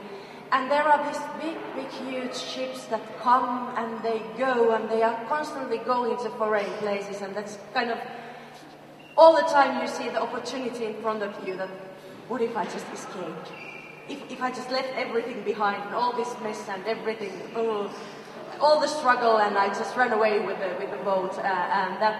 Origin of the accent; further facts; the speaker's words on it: Vaasa, Ostrobothnia, Finland; we are from Vaasa, which is on the west coast of Finland